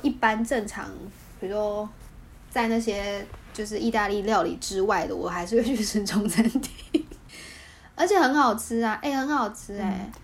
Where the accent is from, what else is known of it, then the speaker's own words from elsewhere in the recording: Taiwan; also born or lived in Vietnam; 我是台湾人